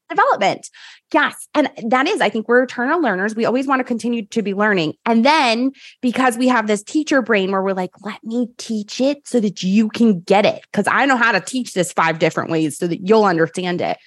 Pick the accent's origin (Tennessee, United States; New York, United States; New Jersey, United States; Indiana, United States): New York, United States; I'm from New York